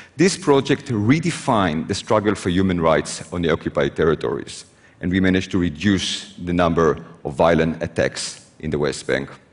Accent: Israel; I was born in Israel

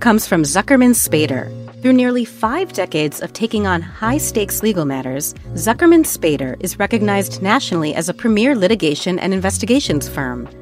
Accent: Mumbai, Maharashtra, India; moved away as an adult; now in Los Angeles, United States; my hometown, my home country, Mumbai, India, as well as my adopted home, my second home, Los Angeles, California

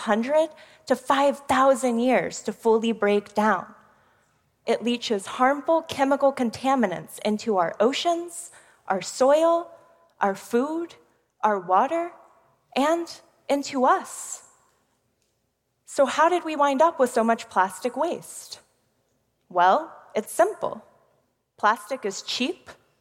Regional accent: Houston, Texas, United States; I'm from one of the most polluted cities in America, Houston, Texas. In my hometown

